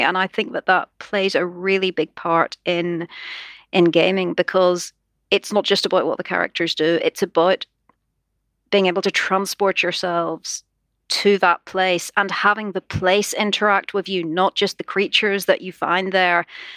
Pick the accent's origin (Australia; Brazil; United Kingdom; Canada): United Kingdom; Holywood, Northern Ireland; I come from a little town called Hollywood